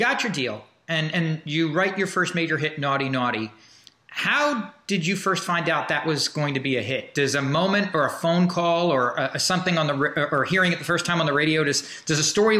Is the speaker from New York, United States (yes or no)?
yes; Woodstock, New York, United States; I grew up in Woodstock, and Woodstock and Bearsville are like, you know, I grew up in an area called the Bearsville Flats, which is right, it's where Woodstock and Bearsville kind of merge.